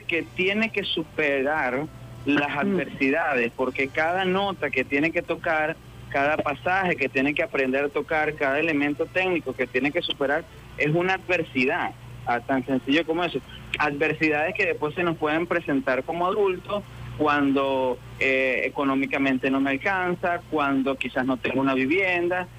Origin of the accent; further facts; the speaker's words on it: Calabozo, Guárico, Venezuela; moved away as an adult; also born or lived in Caracas; a los 24 años regreso a mi pueblo de Calabozo a dirigir el núcleo en el que me formé